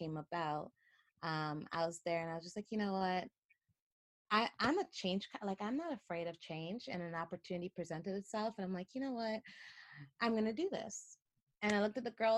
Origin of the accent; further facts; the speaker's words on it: Toronto, Ontario, Canada; moved away as an adult; I grew up in Toronto, love Toronto